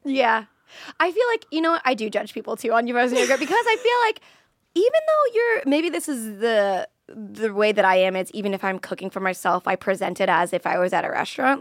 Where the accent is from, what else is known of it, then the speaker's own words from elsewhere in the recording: Florida, United States; I'm from Florida